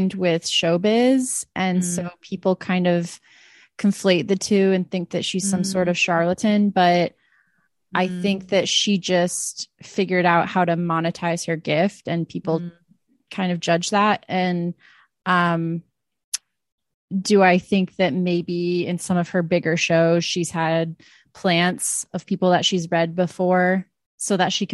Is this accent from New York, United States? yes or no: no; Iowa, United States; I'm from Iowa